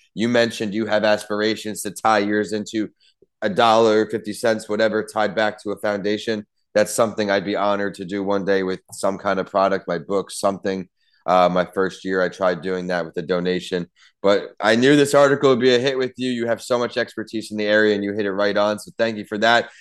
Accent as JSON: {"language": "English", "region": "Ohio", "country": "United States", "tie": "born or raised there", "also_born_or_lived": "Tampa", "moved": "yes", "said": "I was raised in Ohio"}